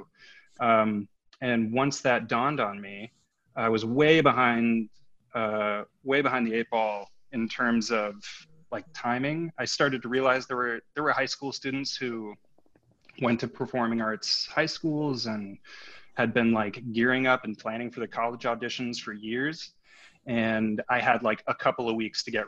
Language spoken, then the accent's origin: English; Minneapolis, Minnesota, United States; now in California, United States; I'm from Minneapolis, Minnesota